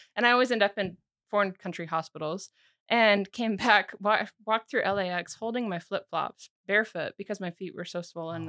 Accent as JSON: {"language": "English", "country": "United States", "also_born_or_lived": "Sweden", "lives_now": "Missoula, United States", "said": "Sweden's really easy place to live as an American"}